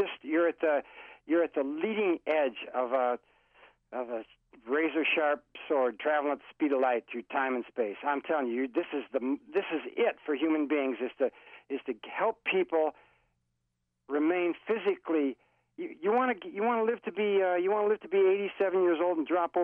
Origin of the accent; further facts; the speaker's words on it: Florida, United States; I'm from Florida